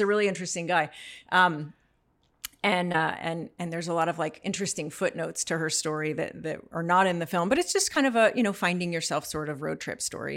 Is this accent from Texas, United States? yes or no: yes; North Central Texas, United States; moved away; I grew up in North Central Texas and being a teenager there